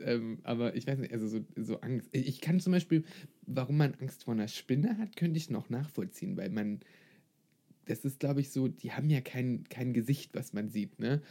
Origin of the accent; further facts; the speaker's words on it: Brandenburg, Germany; Vielleicht komme ich aus Brandenburg